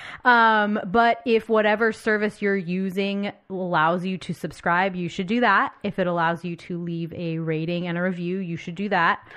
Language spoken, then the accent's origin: English; United States; I'm American and I've been raised to believe